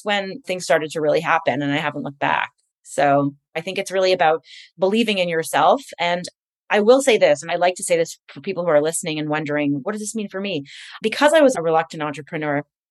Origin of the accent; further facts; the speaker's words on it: Montreal, Quebec, Canada; moved away; I'm from Montreal originally